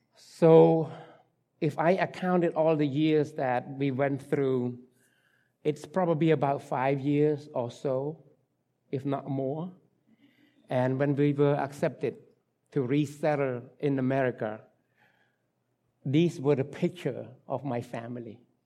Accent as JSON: {"language": "English", "country": "Cambodia", "tie": "born or raised there", "second_language": "English", "moved": "yes", "said": "English, uh, language is not my, my, my mother tongue. I was born and raised in Cambodia"}